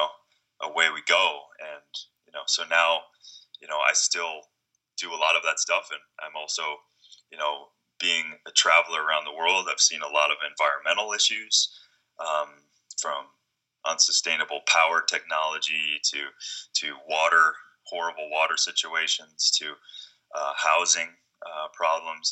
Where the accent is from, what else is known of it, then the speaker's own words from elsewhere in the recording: Minnesota, United States; as a kid growing up in Minnesota